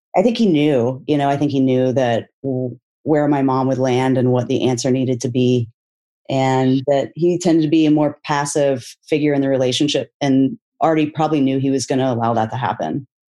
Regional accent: Texas, United States; I grew up in Texas in a conservative evangelical family

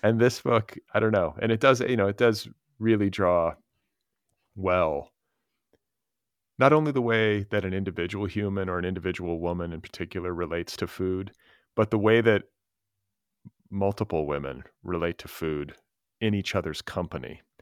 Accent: Wisconsin and Indiana, Midwest, United States; I grew up in Wisconsin and Indiana

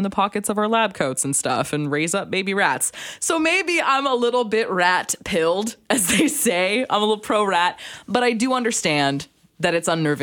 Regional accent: Alberta, Canada; now in Vancouver, Canada; I'm from Alberta.

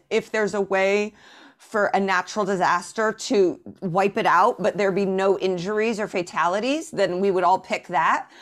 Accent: Indianapolis, Indiana, United States; moved away as an adult; also born or lived in Chicago / Evanston / New York; Born and raised in Indianapolis

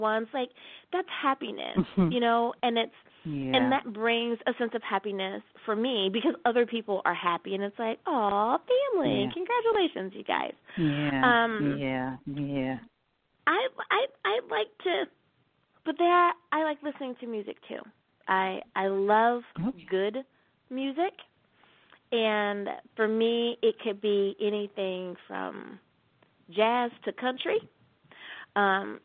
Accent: Virginia, United States; now in Long Beach, United States; I grew up in Virginia, right on the coast, living in California in downtown Long Beach

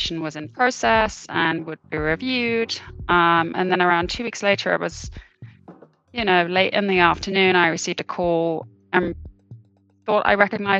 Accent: United Kingdom; now in Boston, United States; I am originally British.

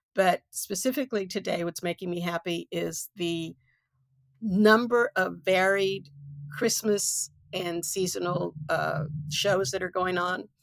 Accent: Houston, Texas, United States; I come from East End, eh, of Magnolia

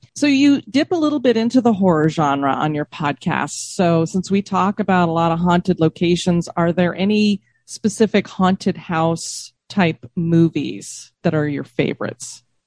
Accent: Denver, Colorado, United States; now in Florida, United States; I grew up in Denver

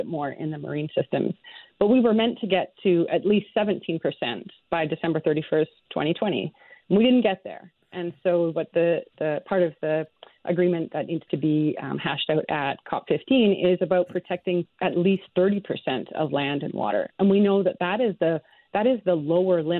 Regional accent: Canada; as a Canadian As a scientist

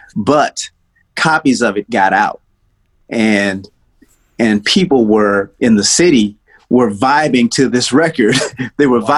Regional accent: Detroit, Michigan, United States; also born or lived in Nashville, Tennessee; I was born in Nashville, and we left. My family left Nashville when I was uh, probably four years old, and then we moved to Detroit

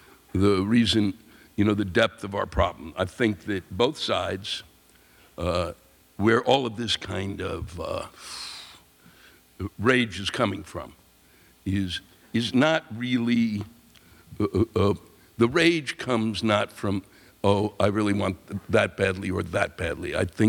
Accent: Canada; As a Canadian, I have a Canadian audience, they watch. As a Canadian, can I please get an American explain to me

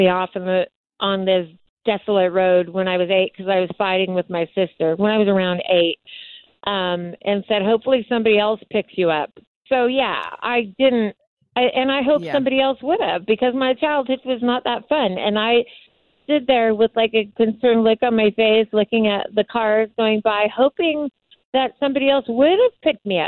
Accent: Morongo Valley, California, United States; I grew up in Morongo Valley with no electricity or running water until I was in my teen years

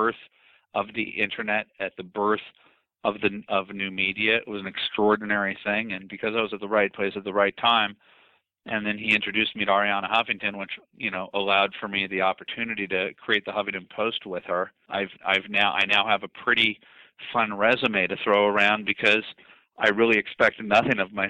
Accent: Los Angeles, California, United States; I came from Brentwood, one of the nicest parts of Los Angeles

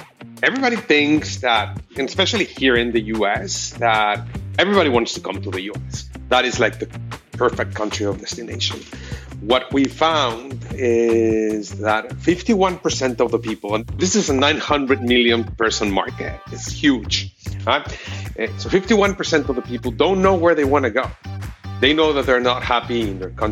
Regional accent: Mexico City, Mexico; now in United States; I was originally from Mexico City, and it took me 11 years to actually get my green card here in the U.S.

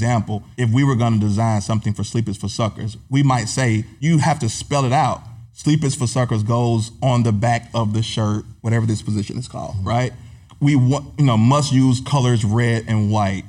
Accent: Atlanta, Georgia, United States; also born or lived in Griffin, Georgia; I'm from Atlanta area, but my family is from Griffin, which is like an hour south.

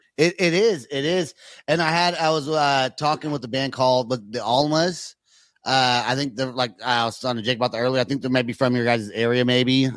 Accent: California, United States; now in Oklahoma City, United States; I live in Oklahoma, but I'm from California

